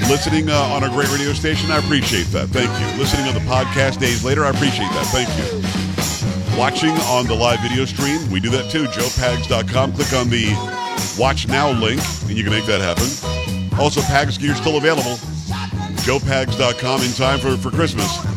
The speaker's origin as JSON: {"language": "English", "region": "South Florida", "country": "United States", "tie": "born or raised there", "also_born_or_lived": "New York", "said": "I grew up in South Florida"}